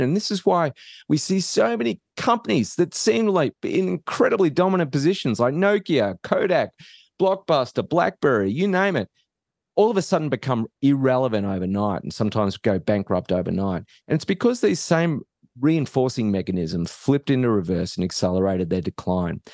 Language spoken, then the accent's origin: English; Australia; moved away as an adult; now in United States; I'm not from around here. So I, I grew up in Australia